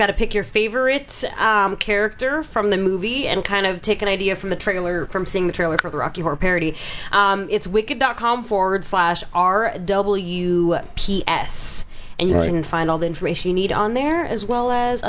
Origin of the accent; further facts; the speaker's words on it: Philippines; It's because we're Filipino.